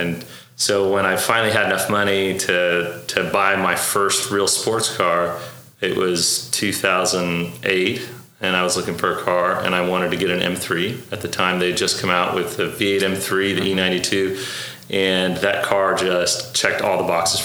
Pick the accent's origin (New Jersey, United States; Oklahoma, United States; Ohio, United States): Oklahoma, United States; also born or lived in Beirut, Lebanon; I was actually born in Beirut. Yeah. I immigrated here when I was 4. I grew up in Oklahoma. We moved to Oklahoma when I was 5, and I've grown up here ever since